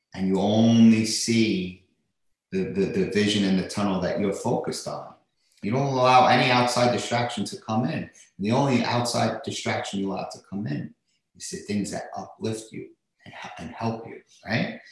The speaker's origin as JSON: {"language": "English", "town": "New York City", "region": "New York", "country": "United States", "tie": "born or raised there", "said": "I grew up in uh, in Staten Island, New York"}